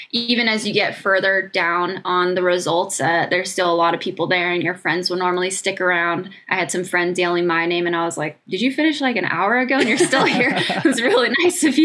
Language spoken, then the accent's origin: English; United States